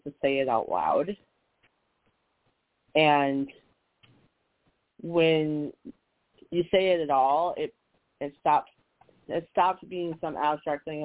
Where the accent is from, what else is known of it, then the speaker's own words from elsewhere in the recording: Minnesota, United States; now in Southeast Virginia, United States; I grew up in Minnesota